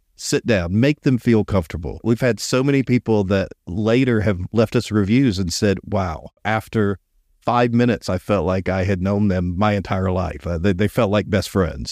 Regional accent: Columbus, Georgia, United States; I was born in Columbus, Georgia.

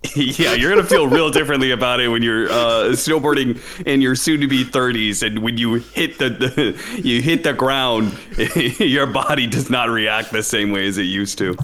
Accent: Pacific Northwest, United States; moved away; I grew up in the Pacific Northwest

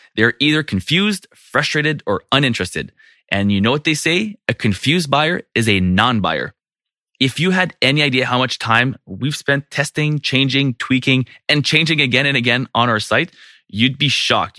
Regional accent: Canada; I'm from Canada

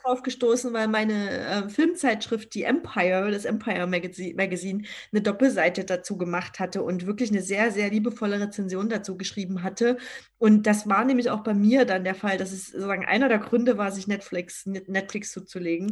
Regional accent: Dresden, Saxony, Germany; Schloss Moritzburg natürlich in der Nähe meiner Heimatstadt Dresden

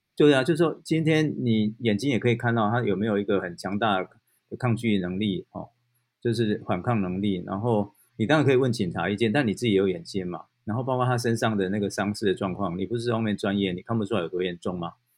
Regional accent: Taiwan; 我们台湾人

